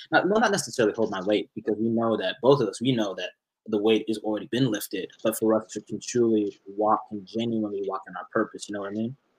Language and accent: English; Dallas, Texas, United States; I was in Dallas, born and raised in Dallas